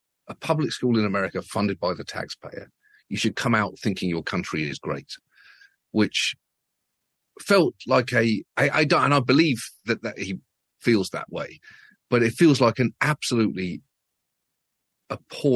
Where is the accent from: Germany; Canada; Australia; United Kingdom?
United Kingdom; as a British person